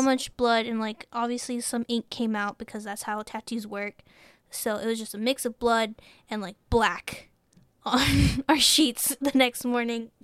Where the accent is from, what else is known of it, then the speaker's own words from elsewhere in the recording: Texas, United States; we're from Texas